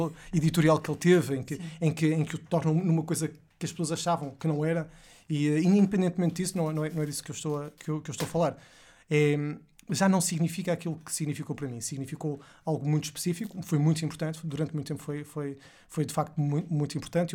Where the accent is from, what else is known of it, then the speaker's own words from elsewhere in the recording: Porto, Norte, Portugal; eu sou de, do Porto, não sou de Lisboa